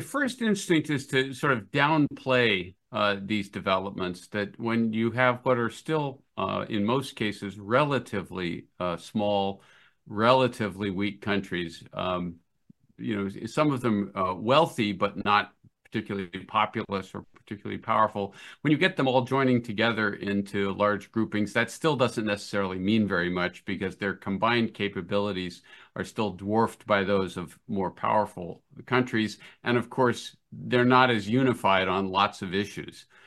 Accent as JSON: {"language": "English", "country": "United States", "said": "As an American"}